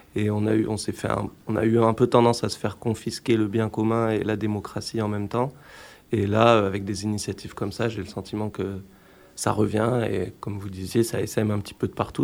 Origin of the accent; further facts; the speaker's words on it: Grenoble, Auvergne-Rhône-Alpes, France; je suis grenoblois